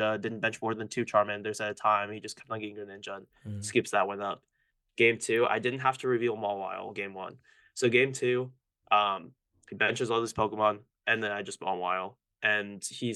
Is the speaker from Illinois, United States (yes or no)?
no; Florida, United States; I was always from Florida